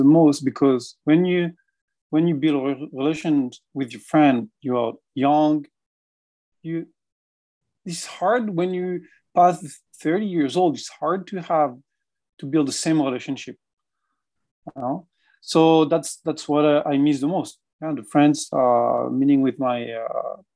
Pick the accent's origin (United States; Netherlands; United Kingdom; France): France; Brittany; English is a second language; moved away as an adult; also born or lived in Paris, France; now in Montreal, Canada; Paris is not my hometown, right? And so I came from Brittany. And I left Brittany very, very early, you know, to finish my studies